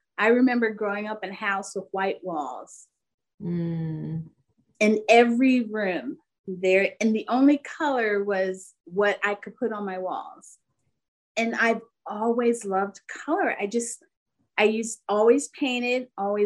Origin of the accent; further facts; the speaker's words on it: Philadelphia, Pennsylvania, United States; moved away as an adult; also born or lived in northwest Indiana near Chicago; now in Fort Wayne, United States; I grew up and lived in Philadelphia all my life until I met my husband